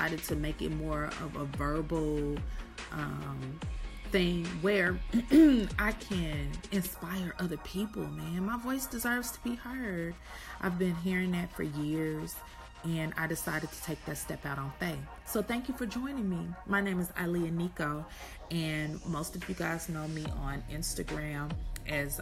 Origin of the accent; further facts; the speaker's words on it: Kansas City, Missouri, United States; moved away as an adult; also born or lived in Atlanta, Georgia / Houston, Texas; I'm from Kansas City, Missouri, born and raised